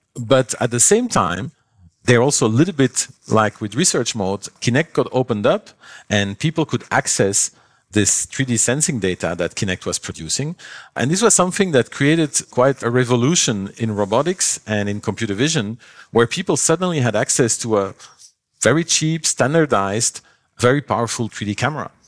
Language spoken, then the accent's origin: English; Belgium; moved away; I come from Belgium, uh, long ago, when I was, like, twelve years old or so